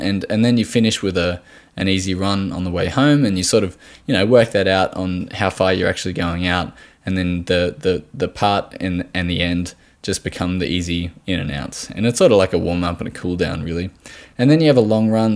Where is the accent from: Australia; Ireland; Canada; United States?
Australia